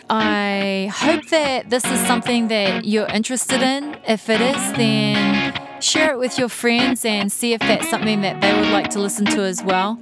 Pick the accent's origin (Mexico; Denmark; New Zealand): New Zealand; moved away as an adult; now in United States; I'm a Kiwi